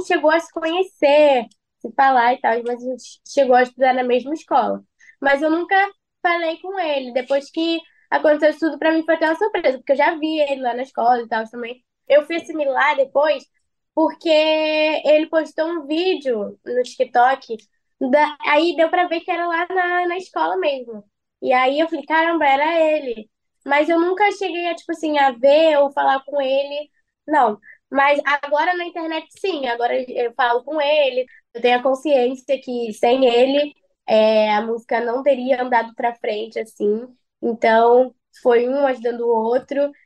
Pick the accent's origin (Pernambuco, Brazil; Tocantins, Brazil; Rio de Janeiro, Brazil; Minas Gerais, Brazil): Rio de Janeiro, Brazil; eu sou da Zona Oeste, Rio de Janeiro, Bangu